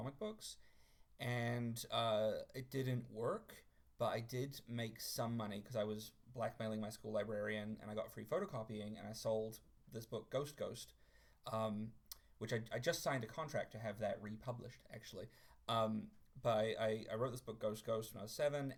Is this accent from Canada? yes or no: no; New Zealand; moved away; I was raised in New Zealand, where I am now